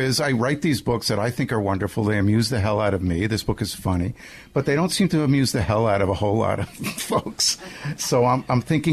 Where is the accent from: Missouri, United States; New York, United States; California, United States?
New York, United States; Nassau County, Long Island; I grew up on Long Island